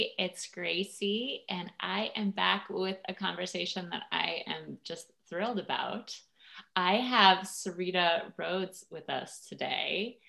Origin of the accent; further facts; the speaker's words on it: Washington, District of Columbia, United States; I grew up in Washington, D.C.